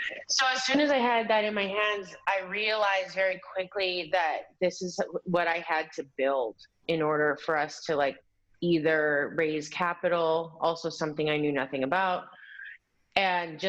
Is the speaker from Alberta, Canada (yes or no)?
yes; Alberta, Canada; moved away; also born or lived in New York; I grew up in Alberta in Canada where that just doesn't exist